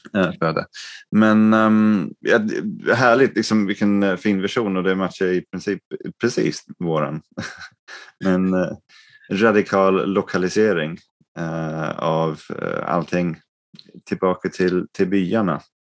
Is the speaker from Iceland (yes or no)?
no; England, United Kingdom; moved away; jag växte upp som, liksom, i England, liksom, medelklassfamiljen